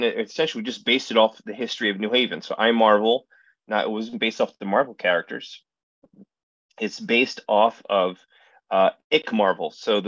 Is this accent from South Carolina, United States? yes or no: no; Allentown, Pennsylvania, United States; So my hometown of Allentown, Pennsylvania is also the hometown of a college named Muhlenberg College.